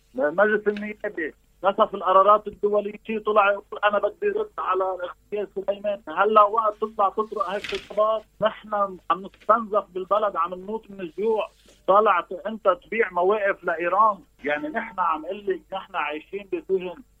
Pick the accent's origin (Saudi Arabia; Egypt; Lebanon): Lebanon; نحن كشعب لبناني